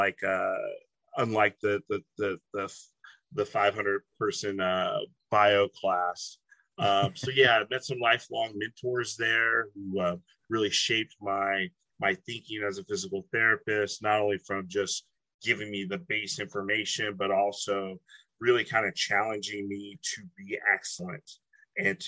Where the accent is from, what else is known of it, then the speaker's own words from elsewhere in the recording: Duarte, California, United States; I grew up in South DeWarre.